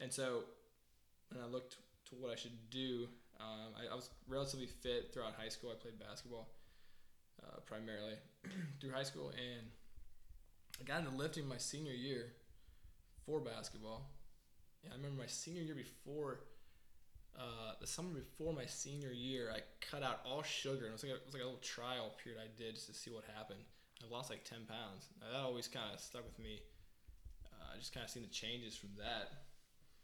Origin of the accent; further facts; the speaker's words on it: northwestern Pennsylvania, United States; also born or lived in Sarasota, Florida; I grew up in northwestern Pennsylvania in my high school years